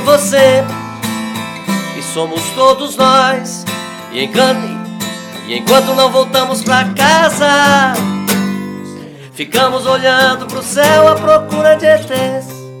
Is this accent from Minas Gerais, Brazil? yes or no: yes; Varginha, Minas Gerais, Brazil; eu sou de Varginha